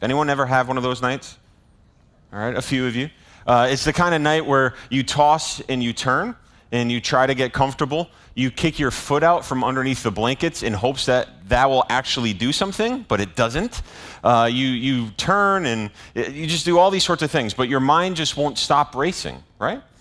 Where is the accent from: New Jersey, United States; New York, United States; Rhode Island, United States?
Rhode Island, United States; Bristol; moved away; my hometown of Bristol